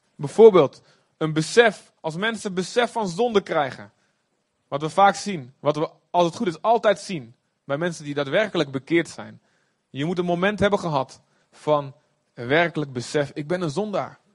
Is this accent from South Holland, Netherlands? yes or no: no; Olst, Overijssel, Netherlands; Ik kom ook uit Olst, de boskamp